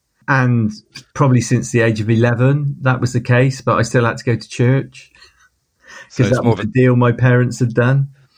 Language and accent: English; Hartcliffe, South West England, United Kingdom; what was it like growing up in Hartcliffe? Well, it was normal. We were just there.